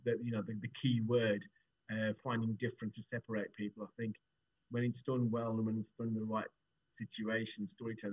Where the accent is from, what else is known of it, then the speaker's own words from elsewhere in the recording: Wolverhampton, West Midlands, United Kingdom; I'm from Wolverhampton, born and bred